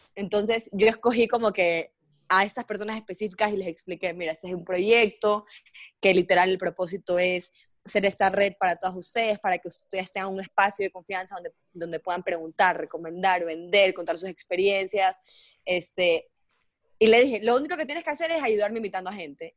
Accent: Guayaquil, Guayas, Ecuador; moved away as an adult; also born or lived in Mexico; soy de Guayaquil, viví seis años en México, y era parte del grupo allá, y me encanta, y me regresé a vivir a Ecuador

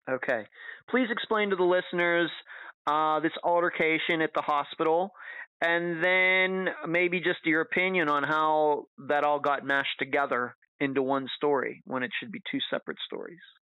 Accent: United States; as an American

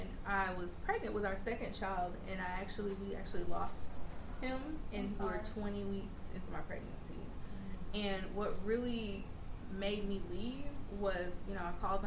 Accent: Bowling Green, Kentucky, United States; moved away as an adult; now in Charleston, United States; growing up in Bowling Green, we didn't have a Whole Foods

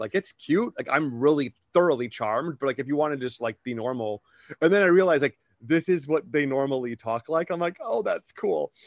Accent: Wisconsin, United States; growing up in Wisconsin

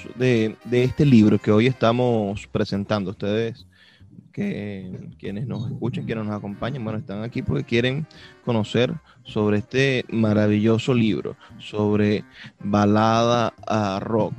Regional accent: Venezuela; somos venezolanos

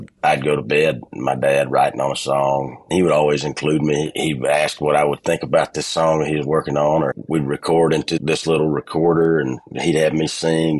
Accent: Ellaville, Georgia, United States; moved away as an adult; also born or lived in Americus, Georgia / Richland, Georgia / Los Angeles / Nashville; I always say that I was born in Americus, Georgia. I grew up in Ellaville, and I was raised in Richland

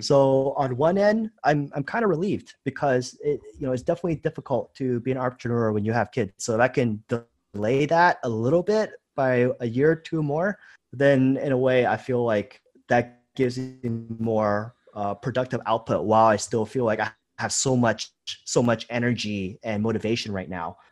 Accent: United States; moved away as an adult; also born or lived in Thailand / Vietnam; I was born and raised in America

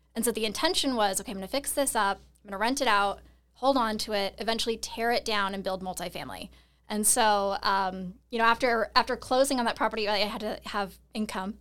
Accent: Seattle, Washington, United States; I'm originally from Seattle

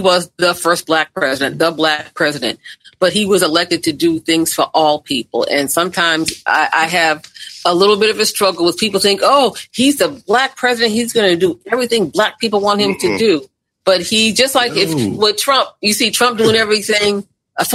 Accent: Boston, Massachusetts, United States; moved away; my former hometown, Boston.

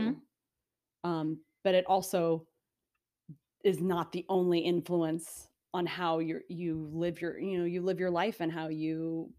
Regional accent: United States; here as Americans, a lot of us don't have that.

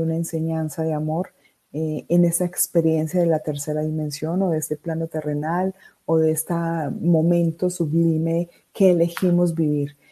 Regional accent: Riosucio, Caldas, Colombia; also born or lived in Medellín, Colombia; soy de Medellín, Colombia. Crecí en un pueblo llamado Río Sucio Caldas

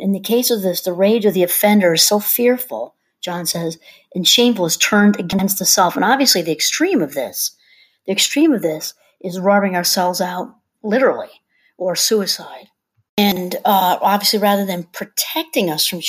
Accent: New York, United States; I'm from New York

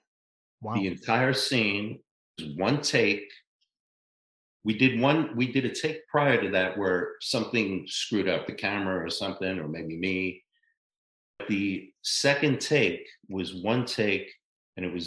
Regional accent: New York City, New York, United States; I grew up in the South Bronx, and then I moved up to the North Bronx.

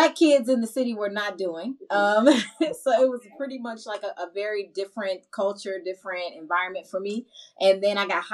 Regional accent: Chicago, Illinois, United States; also born or lived in Augusta, Georgia; I'm from Chicago, south side of Chicago specifically

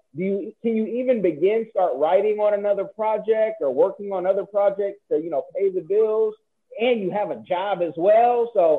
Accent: the Bay Area, California, United States; You know, I'm from the Bay.

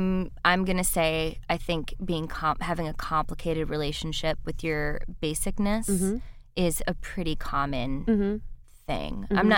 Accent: Midwest, United States; I grew up in the Midwest, which is very unusual, as you know.

